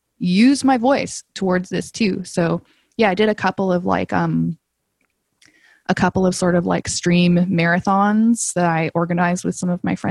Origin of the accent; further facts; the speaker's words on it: Calgary, Alberta, Canada; moved away as an adult; also born or lived in England / Hong Kong; now in Toronto, Canada; I grew up in Calgary